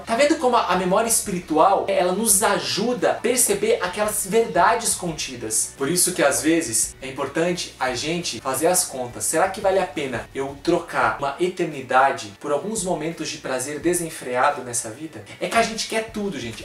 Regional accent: Coronel Vivida, Paraná, Brazil; moved away as an adult; also born or lived in Queluz, Brazil; now in Cachoeira Paulista, Brazil; eu sou natural do Paraná. Né? Sou paranaense, nasci lá numa cidade enorme chamada Coronel Vivida, interior do Paraná.

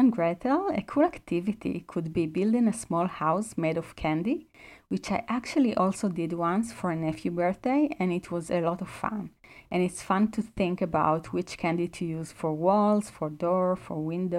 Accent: Israel; I'm from Israel and most people don't really celebrate Christmas there.

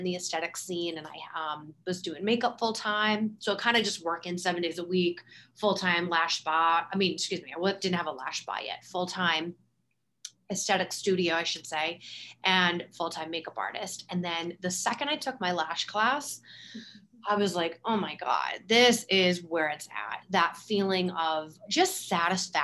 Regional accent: Boston, Massachusetts, United States; I'm from the Boston area where the weather is very polar

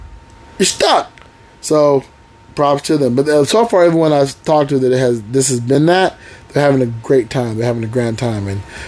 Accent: United Kingdom; I'm British.

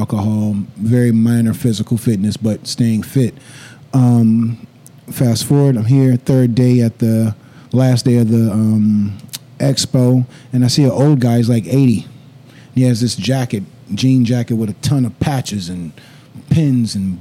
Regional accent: the South, United States; growing up in the South and growing up in church

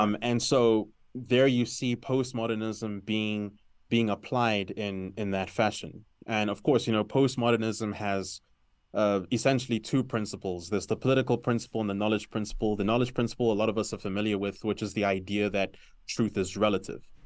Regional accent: South Africa; also born or lived in Zambia; now in Lusaka, Zambia; I'm natively Zambian. Uh, grew up in South Africa, grew up in a very, uh, sort of multicultural community. uh, which is why my accent might sound a little complex

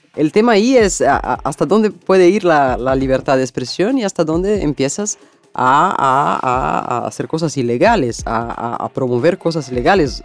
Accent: Brazil; Spanish is a second language; mi país, en Brasil

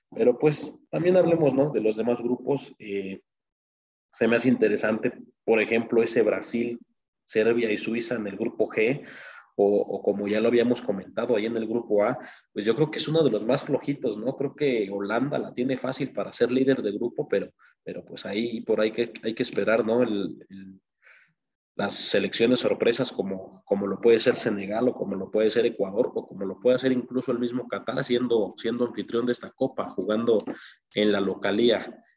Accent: Mexico; uno como mexicano

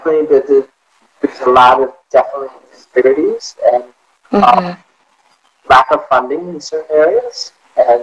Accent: Cumberland, United States; moved away as an adult; now in Detroit, United States; I am from a little town called Cumberland, which is south of Detroit, Ohio, and the lake, and it's a very small little

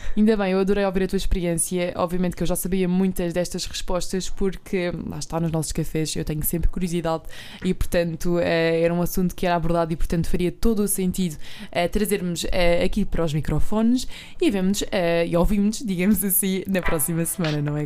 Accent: Alentejo, Portugal; eu também sou do, do interior, do Alentejo.

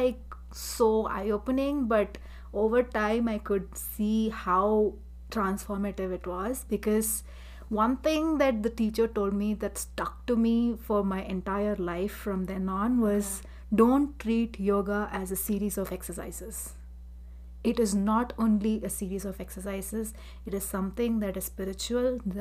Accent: Chennai, Tamil Nadu, India; I'm from Chennai, India

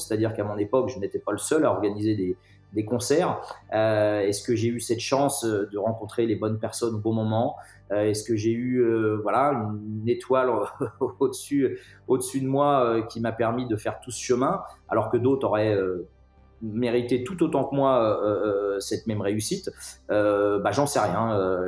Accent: Clisson, Pays de la Loire, France; also born or lived in Nantes; je ne suis pas né à Clisson, mais j'y habite, euh, j'y habite depuis, euh, depuis ma plus tendre enfance

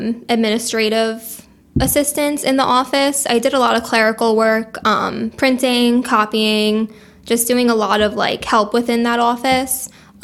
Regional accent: Monmouth County, New Jersey, United States; moved away as an adult; now in Mays Landing, United States; So I'm from Monmouth County, New Jersey. I lived there my whole life, basically.

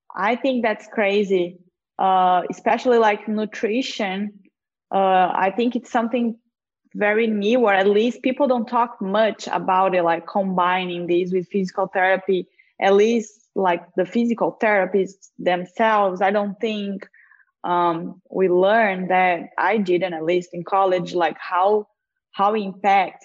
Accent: Brazil; moved away; I'm from Brazil

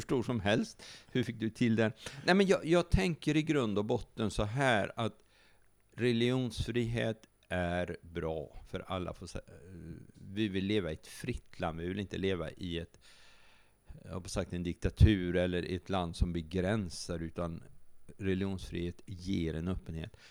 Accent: Sweden; vi är som svenskar

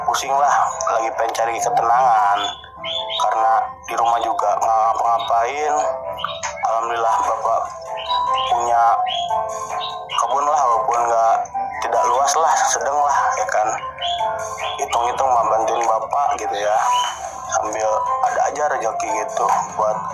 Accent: Tangerang, Banten, Indonesia; Saya asal dari Tangerang

